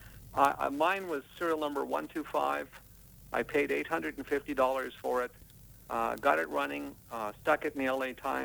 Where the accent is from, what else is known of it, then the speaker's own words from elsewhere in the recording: British Columbia, Canada; moved away as an adult; also born or lived in Ontario; now in California, United States; I was born in Ontario and grew up in British Columbia